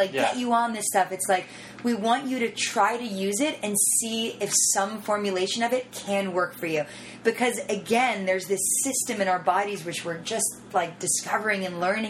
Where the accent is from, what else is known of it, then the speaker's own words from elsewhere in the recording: Miami, Florida, United States; I grew up in Miami.